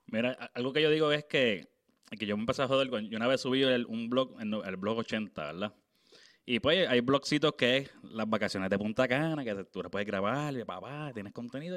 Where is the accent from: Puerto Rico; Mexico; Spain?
Puerto Rico; Naguabo; moved away; yo estoy viviendo afuera, Pero yo soy de Naguabo